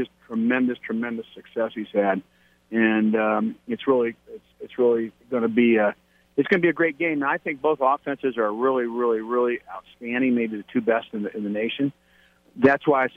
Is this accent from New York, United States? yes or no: no; Ohio, United States; And I grew up in Ohio, and I was at Kent State University.